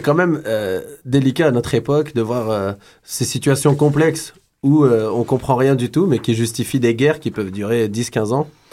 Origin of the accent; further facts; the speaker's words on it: France; now in Montreal, Canada; je suis d'origine algérienne, j'ai grandi en France